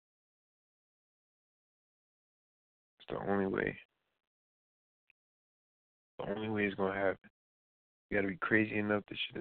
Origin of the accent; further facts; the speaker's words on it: New York City, New York, United States; I'm an NY guy, my guy. Yeah, I'm from Queens.